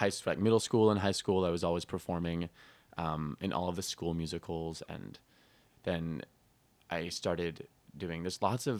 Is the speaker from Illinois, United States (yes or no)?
no; Utah, United States; also born or lived in Tucson, Arizona; And when I was about 9, 10, I moved to Utah.